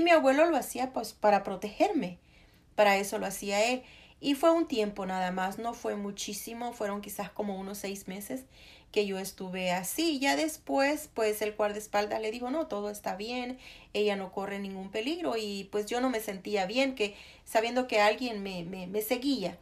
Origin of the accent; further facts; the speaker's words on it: El Salvador; moved away as an adult; now in United States; yo soy salvadoreña de nacimiento y americana de, de corazón